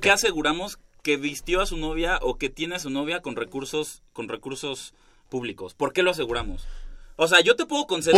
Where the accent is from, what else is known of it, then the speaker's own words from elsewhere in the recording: Mexico; como buen mexicano